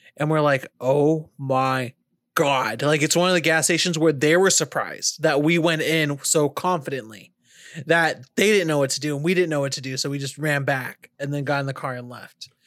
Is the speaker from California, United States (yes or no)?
yes; California, United States; now in North Carolina, United States; If I'm from California and I'm driving in a rural place, or now that I live in North Carolina